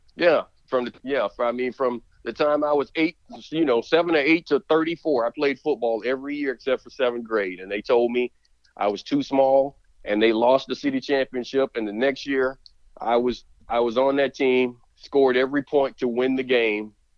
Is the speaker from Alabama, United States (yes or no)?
yes; Alabama, United States; growing up in Alabama, there was a lot of grilling